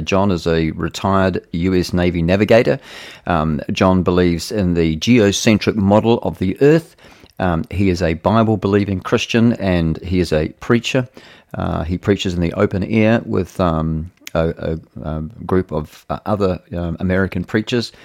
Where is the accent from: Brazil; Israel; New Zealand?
New Zealand